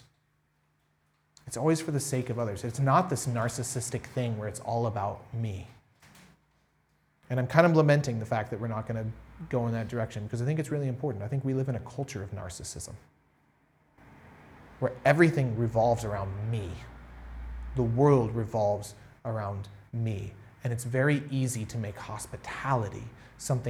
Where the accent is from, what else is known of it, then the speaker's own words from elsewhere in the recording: United States; I'm from America